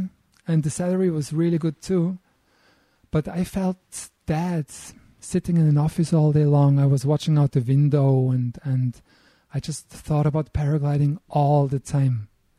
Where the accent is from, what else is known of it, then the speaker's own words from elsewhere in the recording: Eschlikon, Thurgau, Switzerland; also born or lived in Istanbul, Turkey / Bern, Switzerland; now in Lauterbrunnen, Switzerland; I was born in Switzerland, not here in the valley. I was born close to the German border in a place called Eschlikon. That's close to the Lake of Constance.